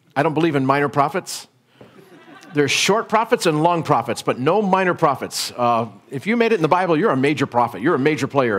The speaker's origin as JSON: {"language": "English", "country": "United States", "said": "I'm an American"}